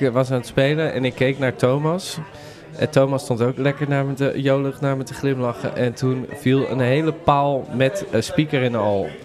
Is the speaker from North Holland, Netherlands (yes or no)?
no; Westland, South Holland, Netherlands; Ik kom uit het Westland. Daar ben ik eh, opgegroeid.